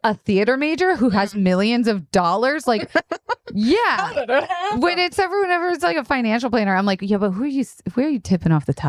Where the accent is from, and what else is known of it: Tampa, Florida, United States; born or raised there; moved away